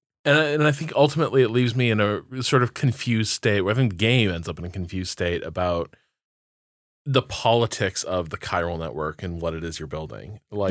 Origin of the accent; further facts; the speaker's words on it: Indiana, United States; so I grew up in Northwest Indiana, and like in some ways a very sort of secular place, but also there's still pockets of like deeply religious people.